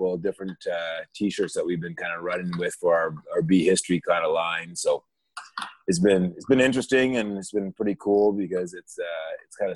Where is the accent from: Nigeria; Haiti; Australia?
Nigeria; I'm originally from Nigeria